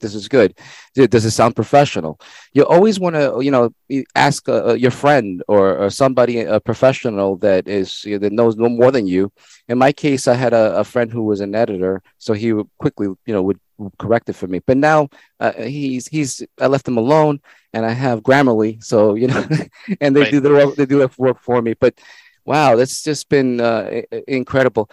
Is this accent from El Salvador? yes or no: yes; El Salvador; English is a second language; now in United States; I wasn't born in this country. I tell people I was born in El Salvador, and English was not my first language.